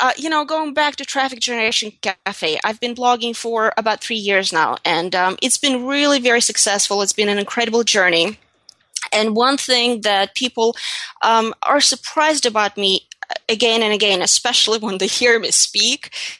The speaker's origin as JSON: {"language": "English", "country": "Russia", "tie": "born or raised there", "second_language": "English", "moved": "as an adult", "lives_now": "United States", "said": "English is not my first language either. I'm from Russia. I was born and raised in Russia. I came to the United States at the ripe age of 21."}